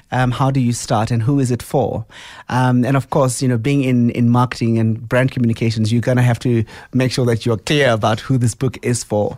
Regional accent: Soweto, Gauteng, South Africa; I grew up in Soweto, in Tshawela.

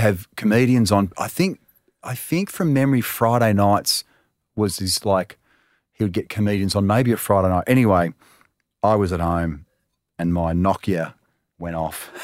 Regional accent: Melbourne, Victoria, Australia; I was growing up in Talmarone

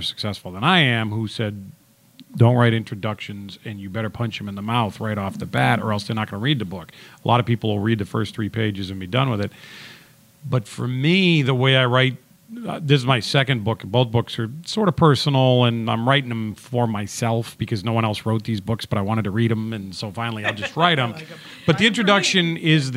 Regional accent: Petersham, Massachusetts, United States; also born or lived in Boxford, Massachusetts; Petersham is the town that I grew up in Central Mass.

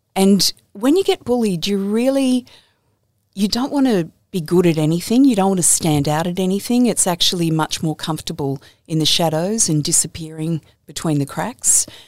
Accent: Campbelltown, New South Wales, Australia; I grew up in Campbelltown in, in the western suburbs.

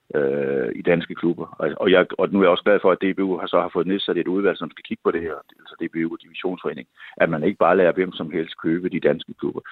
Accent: Odense, Southern Denmark, Denmark; jeg boede selv i Kokskade. Jeg spillede i nierne, fra jeg var seks år. Så flyttede de til Vollsmose. Og så flyttede min familie også til Vollsmose.

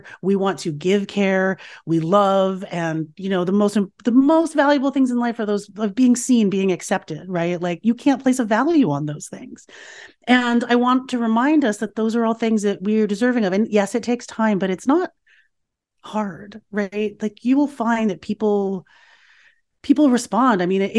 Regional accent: United States; I was raised here in America, and I was sort of free from some of those scripts that my parents had and that my mother had.

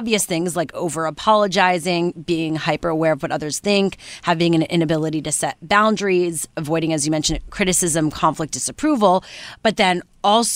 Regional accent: Canada

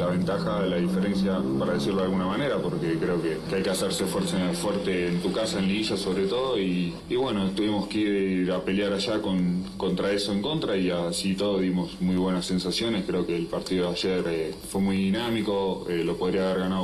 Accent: Veracruz, Mexico; La verdad nosotros venimos desde Veracruz, es algo hermoso llegar aquí a ver a la Virgen de Guadalupe

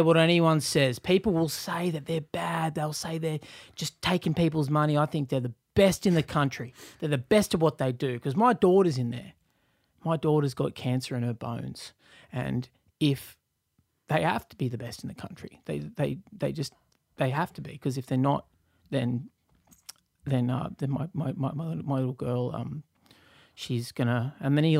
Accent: Newcastle, New South Wales, Australia; now in Sydney, Australia; not that I grew up in the country, but in Newcastle

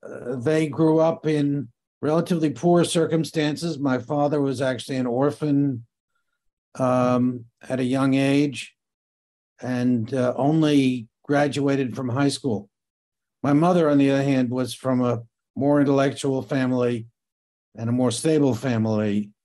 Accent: Great Neck, New York, United States; My parents moved from New York City to the nearest suburb, which is Great Neck. It was about 1944. I was, I guess, about 6 years old. And I grew up then in the suburb.

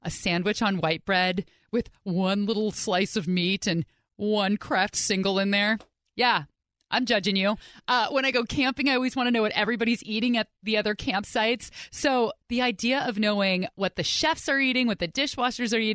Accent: Pleasanton, California, United States; I grew up in the Bay Area

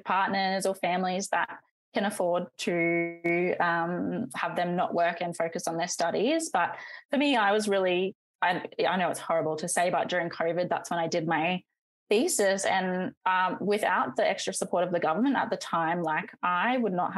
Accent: North Queensland, Australia; I'm from North Queensland.

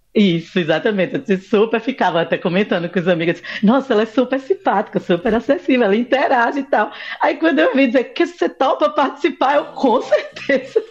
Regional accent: Recife, Pernambuco, Brazil; eu sou aqui de Recife Pernambuco

